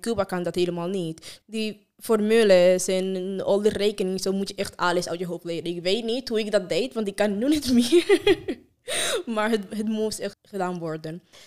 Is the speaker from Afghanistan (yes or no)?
yes; Afghanistan; Dutch is a second language; now in Utrecht, Netherlands; Ik kom uit Afghanistan